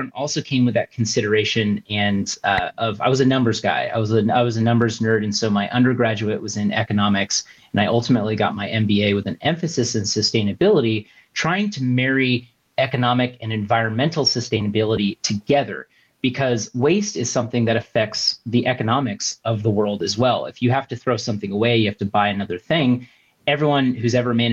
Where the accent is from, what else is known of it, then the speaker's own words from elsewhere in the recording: Southern California, United States; I was born and raised in Southern California.